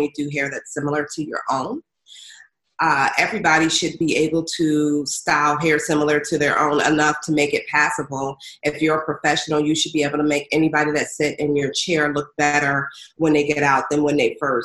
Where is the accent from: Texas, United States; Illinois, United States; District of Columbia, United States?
District of Columbia, United States; Washington; moved away as an adult; also born or lived in Brooklyn, New York; now in New York, United States; I was born in Brooklyn, but raised in the D.C. area. DMV, stand up